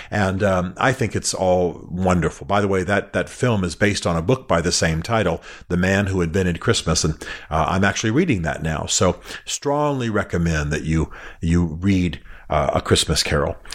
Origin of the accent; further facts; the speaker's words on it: Germany; I I grew up in Germany. I grew up watching films that are subtitled.